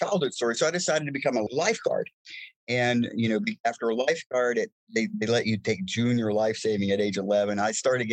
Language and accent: English; Winston-Salem, North Carolina, United States; born or raised there; moved away